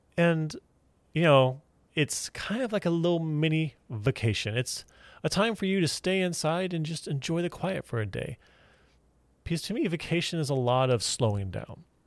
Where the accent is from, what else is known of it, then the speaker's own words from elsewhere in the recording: Houston, Texas, United States; moved away; I grew up in Houston, Texas